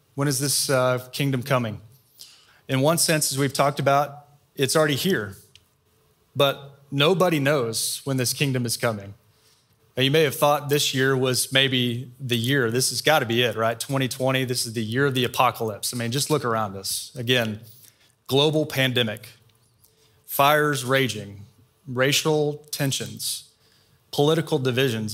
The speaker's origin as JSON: {"language": "English", "town": "Austin", "region": "Texas", "country": "United States", "tie": "born or raised there", "also_born_or_lived": "Waco", "said": "I grew up in Austin."}